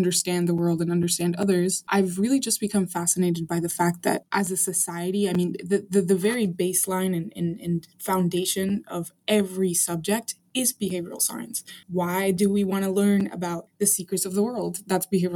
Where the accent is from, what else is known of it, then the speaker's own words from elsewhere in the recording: Arlington, Virginia, United States; also born or lived in Caracas, Venezuela; I'm like American in nature because I grew up in the States